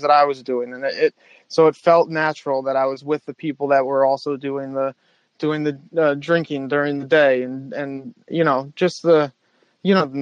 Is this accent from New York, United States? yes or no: yes; New Rochelle, New York, United States; I grew up in New Rochelle, which is just north of the Bronx